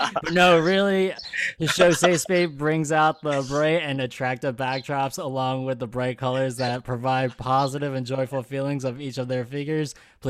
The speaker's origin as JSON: {"language": "English", "country": "Malaysia", "said": "I'm full blown Malaysian."}